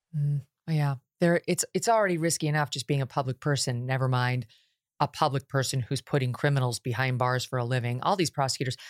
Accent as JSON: {"language": "English", "region": "New York", "country": "United States", "said": "I'm from New York State"}